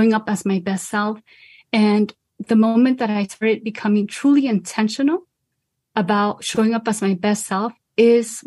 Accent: Los Angeles, California, United States; I'm originally from Boyle Heights, Los Angeles, and I come from a Mexican American family

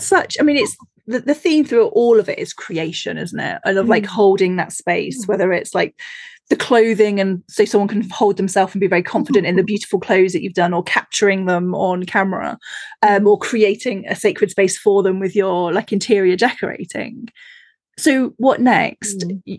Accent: Looe, South West England, United Kingdom; See, when I grew up in Loo on the south coast, it's like my first, like the lady that lived four steps down, she was a witch

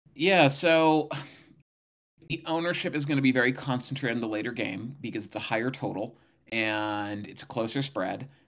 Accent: Santa Barbara, California, United States; moved away; I grew up in Santa Barbara, though, in Southern California.

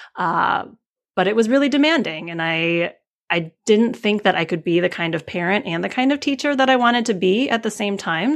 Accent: Midwest, United States; I grew up in the Midwest, which is not a hub of Asian American

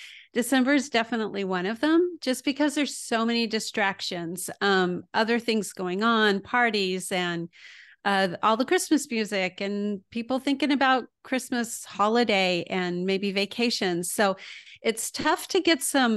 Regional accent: El Paso, Texas, United States; moved away as an adult; also born or lived in Houston, Texas / Midland, Texas / Waco, Texas; now in Illinois, United States; I was born in Houston, but mostly grew up in El Paso. But I've also lived in Midland and Waco.

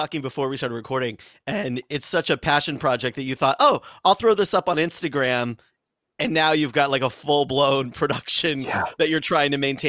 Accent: San Diego, California, United States; as an Italian kid growing up in California, we didn't even have basements. So I wasn't even like a real Italian, because we don't have basements in San Diego.

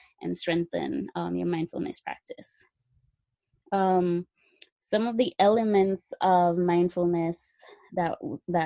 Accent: Jamaica; now in United States; I'm from Jamaica. That's where I originated from. I came to the United States and studied nursing

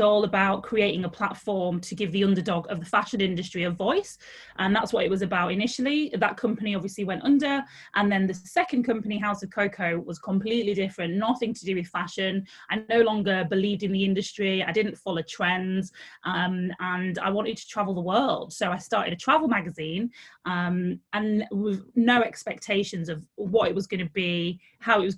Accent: Leeds, Yorkshire and the Humber, United Kingdom; I'm from Leeds in the north of England

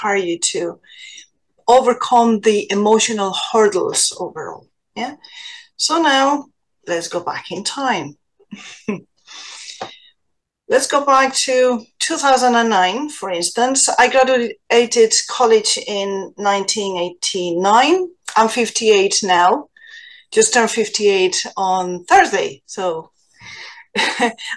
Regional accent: Spain; now in Ireland; I am from Spain originally

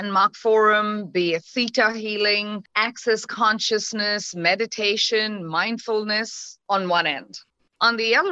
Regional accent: India; moved away; So I'm Indian by origin, right? And as a woman or as a girl child growing up in the country

